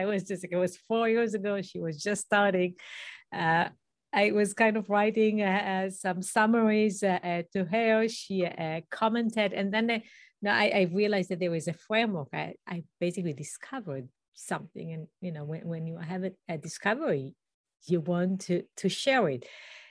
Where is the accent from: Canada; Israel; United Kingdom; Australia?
Israel; English is a second language; now in United States; I did not grow up in the US. I grew up in Israel, in a small community, a kibbutz.